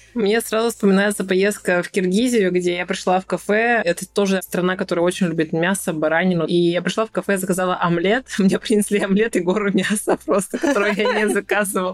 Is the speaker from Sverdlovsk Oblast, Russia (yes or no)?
yes; Yekaterinburg, Sverdlovsk Oblast, Russia; moved away as an adult; now in Turkey; я приехала из Турции обратно в свой город в Екатеринбург